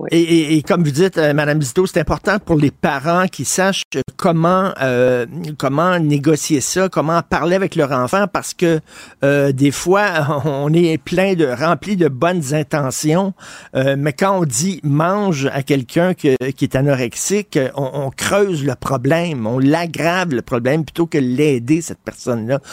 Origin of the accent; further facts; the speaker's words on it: Montreal, Quebec, Canada; moi, j'ai grandi à Verdun, je viens de Verdun